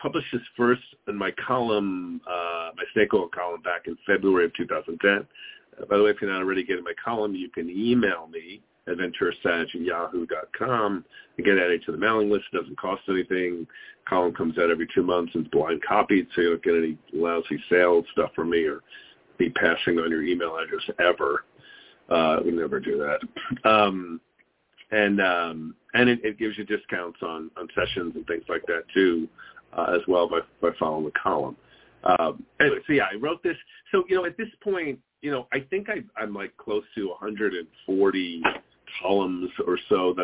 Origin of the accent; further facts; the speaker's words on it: New York, United States; now in Phoenix, United States; Growing up in New York and getting driver's license included defensive driving classes